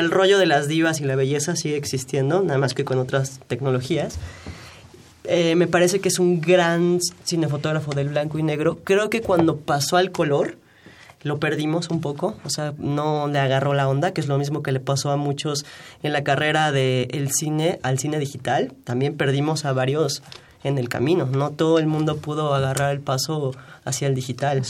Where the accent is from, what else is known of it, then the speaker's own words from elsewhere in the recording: Mexico; como mexicanos